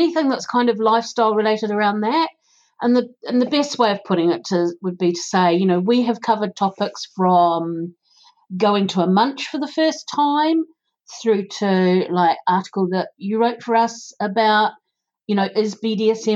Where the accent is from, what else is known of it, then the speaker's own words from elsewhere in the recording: New Zealand; accent: New Zealand; now in United Kingdom; my accent, being from New Zealand